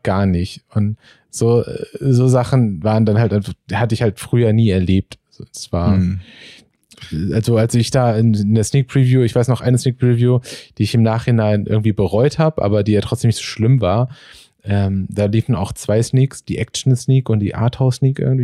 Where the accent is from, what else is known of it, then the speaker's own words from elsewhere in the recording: Marburg, Hesse, Germany; now in Berlin, Germany; ich komme halt aus Marburg äh, in Hessen